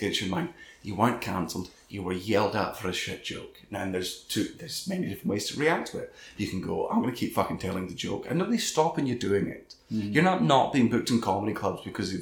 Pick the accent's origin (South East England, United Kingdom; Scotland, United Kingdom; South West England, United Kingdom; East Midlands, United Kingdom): Scotland, United Kingdom; I was a nobody from Scotland